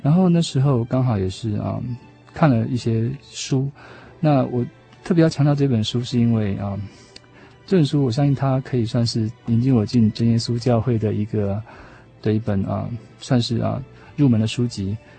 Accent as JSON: {"language": "Chinese", "country": "Taiwan", "tie": "born or raised there", "also_born_or_lived": "United States", "moved": "as an adult", "said": "也许是因为我们在这边成长，啊，所以 都跟记忆中的味道相符合的话，就觉得说这里是宝岛"}